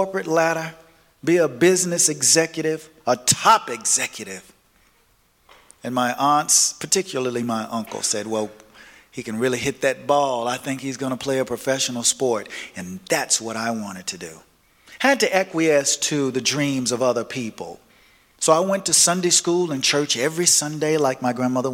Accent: Nashville, Tennessee, United States; I was born and raised in the South, in Nashville, Tennessee

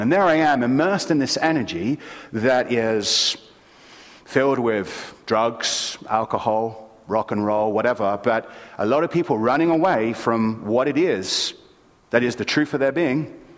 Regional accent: London, United Kingdom; moved away; I grew up in London, England, and in city London.

